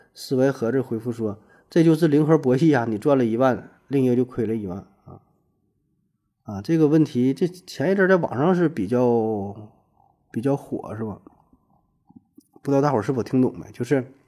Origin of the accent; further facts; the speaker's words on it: Northeast China, China; accent: Northeastern (Dongbei); 我说话带东北口音